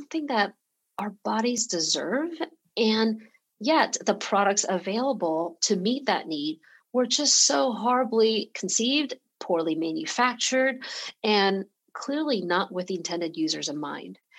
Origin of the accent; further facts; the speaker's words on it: Atlanta, Georgia, United States; English is a second language; also born or lived in Taiwan; now in San Francisco, United States; I was born in Taiwan and my whole family immigrated to Atlanta, to Georgia um, when I was six years old. So English was not my first language. And I grew up in Georgia